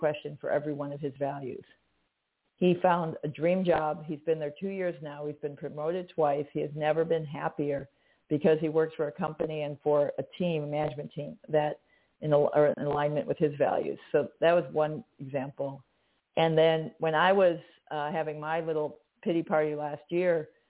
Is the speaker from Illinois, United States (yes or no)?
yes; Chicago, Illinois, United States; I'm direct. I'm from Chicago. We say what we mean